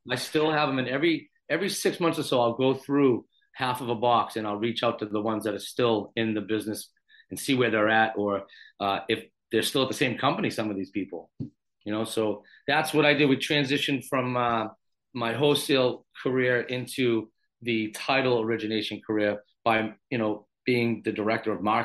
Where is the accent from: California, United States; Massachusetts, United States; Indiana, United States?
Massachusetts, United States; Randolph; friends of mine that I grew up with in Randolph, Massachusetts, a South Shore guy